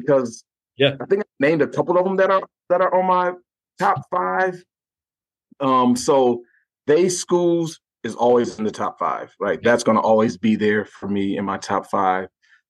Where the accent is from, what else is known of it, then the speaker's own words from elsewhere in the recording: Gary, Indiana, United States; it made me go back to when I was growing up in Gary, Indiana for those years.